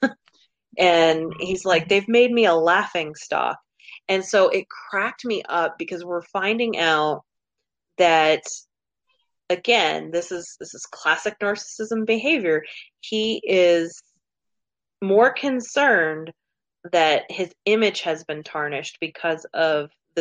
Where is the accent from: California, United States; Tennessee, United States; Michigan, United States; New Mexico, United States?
New Mexico, United States; moved away; also born or lived in Oklahoma; I grew up in New Mexico